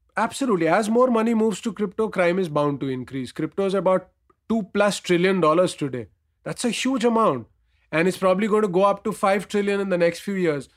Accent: India; as an Indian

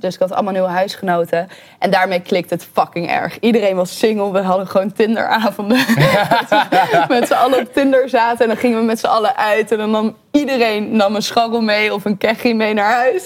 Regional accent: Breda, North Brabant, Netherlands; also born or lived in Bavel; now in Amsterdam, Netherlands; Ik ben van Breda naar Bavel verhuisd. Dat is de enige verhuizing met mijn ouders

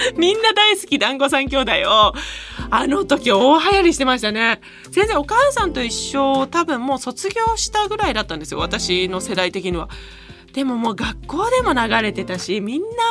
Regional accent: Niigata, Japan; moved away; 私ね新潟出身

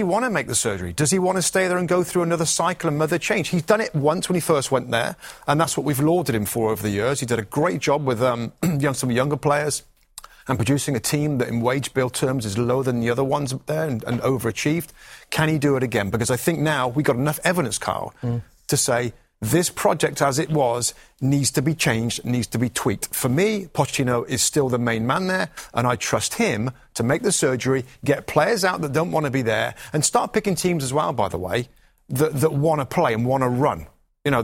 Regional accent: England, United Kingdom; I'm English

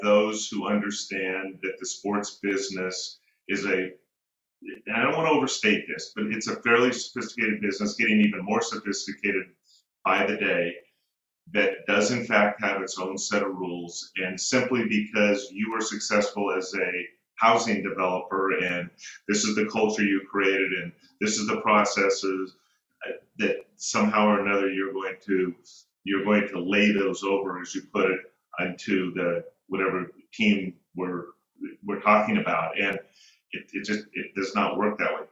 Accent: Northern California, United States; I'm born and raised in Northern California

